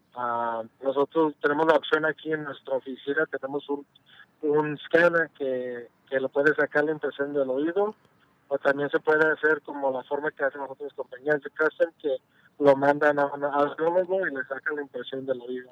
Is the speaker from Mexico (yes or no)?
yes; Mexico; soy mexicano